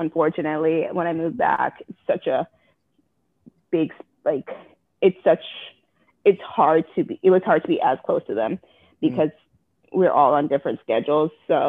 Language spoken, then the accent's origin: English; Florida, United States; moved away as an adult; also born or lived in Kingston, Jamaica / England / Cedar Rapids, Iowa; now in Iowa, United States; I was born in Kingston, Jamaica. Both my parents are Jamaican. My mom came over here. She originally moved to New York in 85, maybe? Not really even sure. But didn't like it there because it's too cold, went down to Florida. I came over in 88.